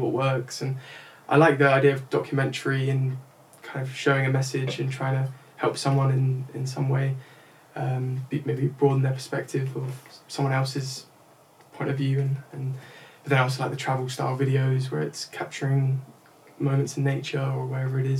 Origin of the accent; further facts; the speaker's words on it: England, United Kingdom; first language English; being English, being from the United Kingdom